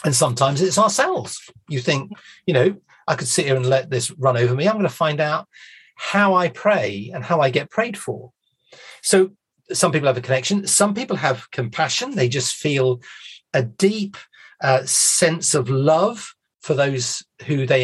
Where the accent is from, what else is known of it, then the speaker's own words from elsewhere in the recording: United Kingdom; we're British